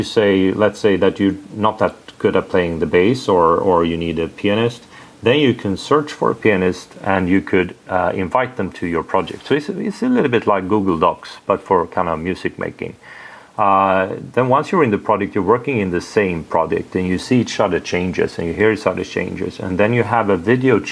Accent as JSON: {"language": "English", "country": "Sweden", "second_language": "English", "said": "I'm from Sweden"}